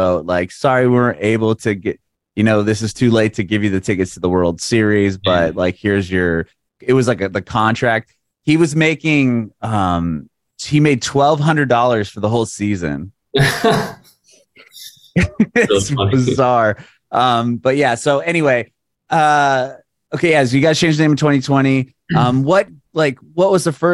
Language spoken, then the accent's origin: English; San Diego, California, United States; moved away as an adult; now in Nashville, United States; We recently moved to Nashville. I'm from San Diego